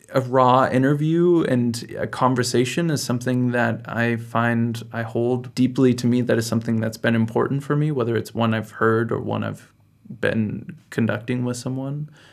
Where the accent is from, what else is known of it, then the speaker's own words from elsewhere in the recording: United States; moved away as an adult; now in Berlin, Germany; I'm also from the United States, and I'm here in Berlin